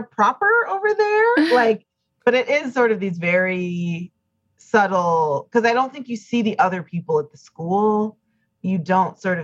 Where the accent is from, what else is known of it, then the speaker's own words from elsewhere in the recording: Chicago, Illinois, United States; that was very much like where I grew up